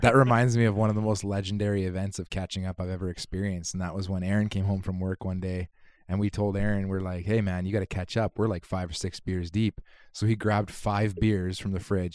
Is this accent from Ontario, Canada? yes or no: no; Kitimat, British Columbia, Canada; I hail from Kitimat, B C